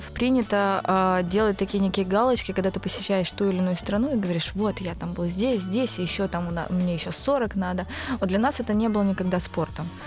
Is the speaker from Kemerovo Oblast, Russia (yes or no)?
no; Izhevsk, Udmurtia, Russia; now in Moscow, Russia; 31 год. Выросла в Ижевске, переехала в Москву в 2005 году.